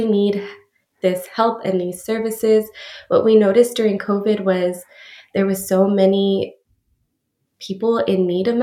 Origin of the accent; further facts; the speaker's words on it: El Paso, Texas, United States; moved away as an adult; now in San Antonio, United States; I am originally from El Paso, Texas, and recently relocated out here to San Antonio